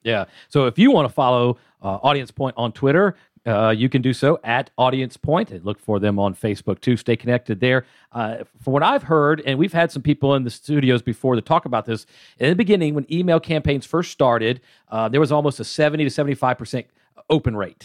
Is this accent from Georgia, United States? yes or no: yes; Atlanta, Georgia, United States; I'm from Atlanta